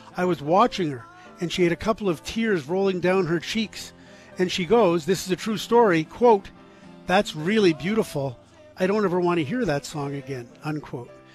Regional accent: Scarborough, Ontario, Canada; growing up in Scarborough, Ontario, in my teenage years, in, in my high school years, in the 1970s.

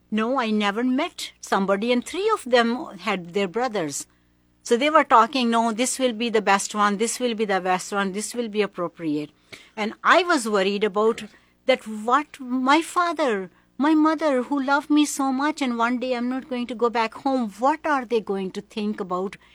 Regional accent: Pakistan; moved away as an adult; also born or lived in Hong Kong / Philippines; I was born in Pakistan. My first early twenty years, I was in Pakistan.

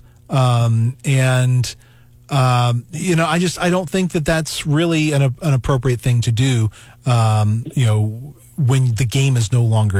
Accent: the South, United States; And you know, I grew up in the South. And green bean casserole was a big thing where I grew up.

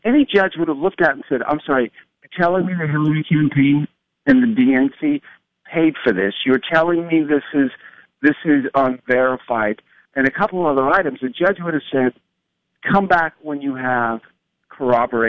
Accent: Huntington, New York, United States; moved away; also born or lived in California; I'm from Huntington, New York, and Glencoe.

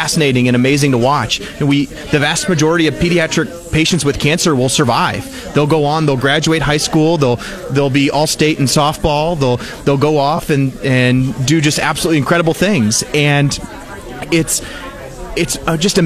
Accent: Jefferson City, Missouri, United States; I grew up in Jefferson City, just down the road

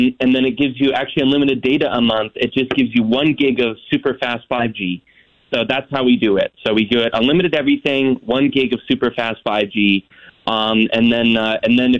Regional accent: North Idaho, United States; I grew up in North Idaho

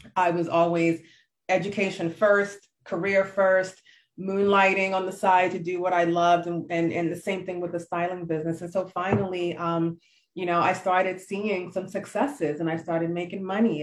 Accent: Nigeria; I am true Nigerian to the core.

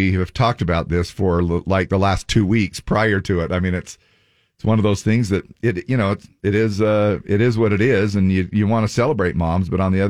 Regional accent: Payson, Utah, United States; I grew up in Payson

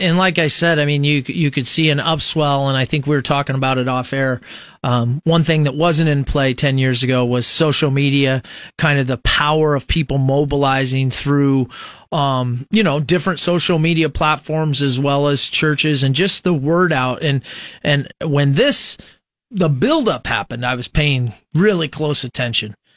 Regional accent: Nebraska, United States; those of us who were born and raised in Nebraska

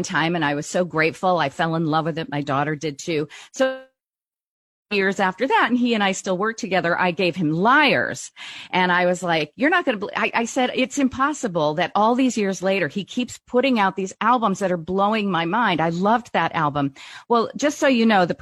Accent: Brazil; moved away; I grew up in Brazil most of my childhood.

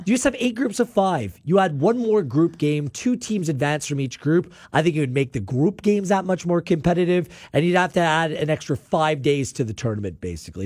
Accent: Canada; I'm Canadian first

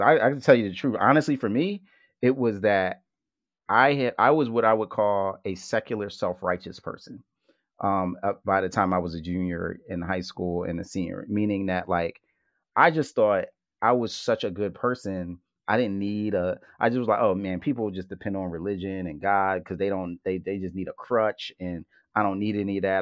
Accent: Philadelphia, Pennsylvania, United States; to grow up as a hip hop head from Philly

